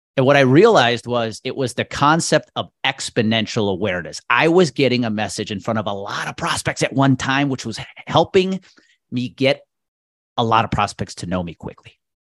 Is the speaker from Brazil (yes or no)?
no; Milwaukee area, Wisconsin, United States; it's my hometown team, living thirty miles outside of Milwaukee